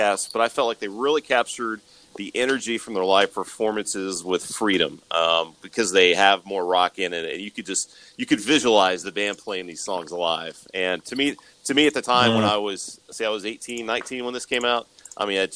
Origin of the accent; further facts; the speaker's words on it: California, United States; moved away; I know where I grew up in California, we had two, an AM and an FM, and they were all music.